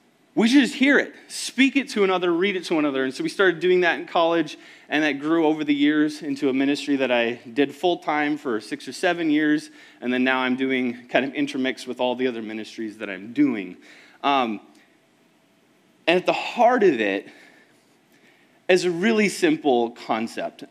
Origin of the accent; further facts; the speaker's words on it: Woodbury, Minnesota, United States; also born or lived in Lakeland, Minnesota; I grew up in Woodbury